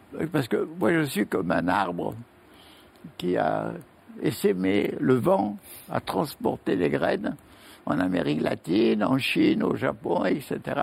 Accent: France; je suis français

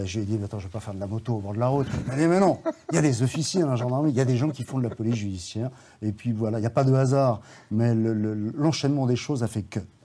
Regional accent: Saint-Étienne, Auvergne-Rhône-Alpes, France; moved away as an adult; also born or lived in Mauriac, Cantal / Lyon; j'ai grandi à Saint-Étienne, je l'ai quitté, en fait, euh, pour commencer mes études de droit à Lyon.

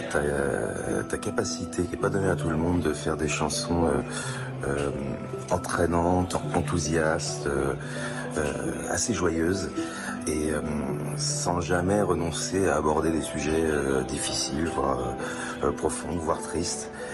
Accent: Catalonia, Occitania, France; c'est tourné chez moi, c'est enregistré chez moi, c'est tourné chez moi en Catalogne

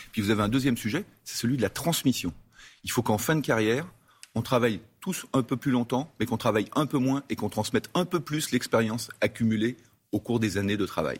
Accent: Savoie, Auvergne-Rhône-Alpes, France; en tant que Savoyard

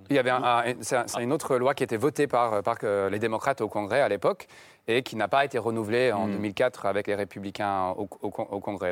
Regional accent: Connecticut, United States; French is a second language; le Connecticut, j'ai, là où j'ai grandi

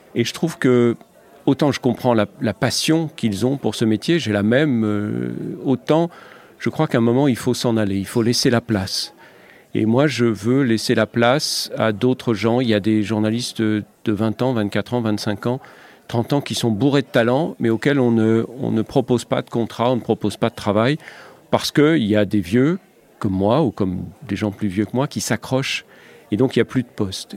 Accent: Lorraine, Grand Est, France; moved away; moi, j'ai grandi en Lorraine

